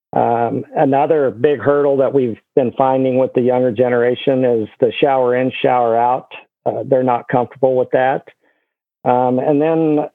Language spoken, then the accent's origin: English; Guymon, Oklahoma, United States; I grew up in Guymon, Oklahoma